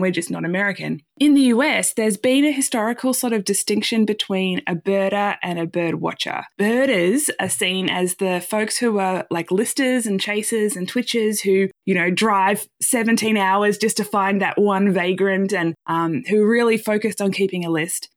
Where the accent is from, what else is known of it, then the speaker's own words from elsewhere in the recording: Australia; moved away as an adult; now in United States; as an Australian living in the U S